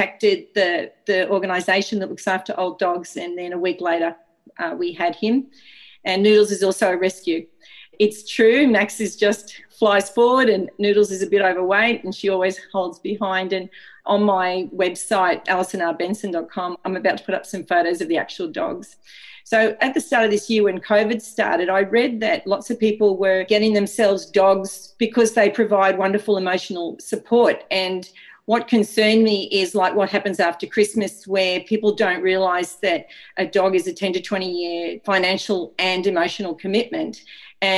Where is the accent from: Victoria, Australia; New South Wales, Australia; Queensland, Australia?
New South Wales, Australia; Sydney; also born or lived in Cook Islands; I'm from Sydney